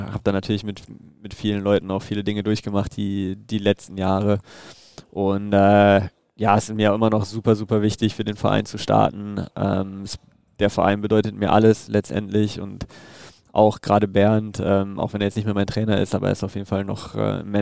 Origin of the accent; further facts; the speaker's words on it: Düsseldorf, North Rhine-Westphalia, Germany; Und wie gesagt, Düsseldorf ist meine Heimat. Ähm, da fühle ich mich wohl. Da ist meine Familie.